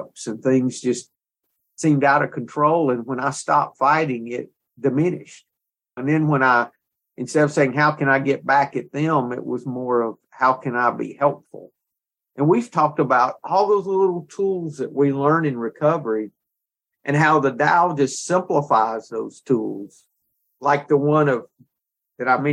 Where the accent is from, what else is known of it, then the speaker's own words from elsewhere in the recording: the South, United States; We're both from the South